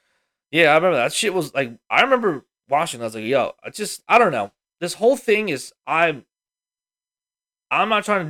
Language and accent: English; the South, United States; I looked at him and I was like, whoa, we don't do that. I'm from the South.